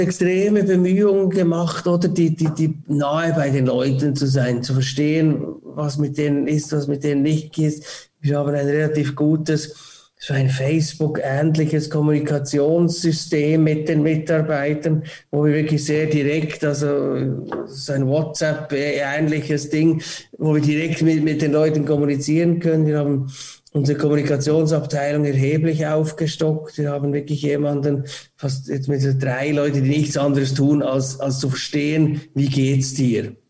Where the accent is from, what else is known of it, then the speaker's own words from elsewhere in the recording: Switzerland; wir als Schweiz